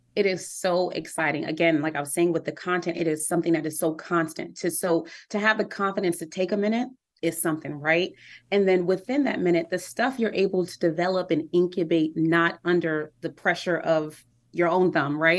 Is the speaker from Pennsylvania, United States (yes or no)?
no; New York City, New York, United States; I'm from Harlem, New York